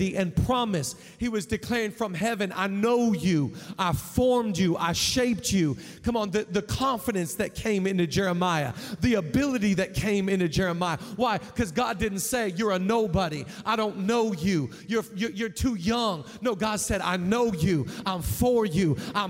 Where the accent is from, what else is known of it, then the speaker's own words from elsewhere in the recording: Seattle, Washington, United States; I'm from Seattle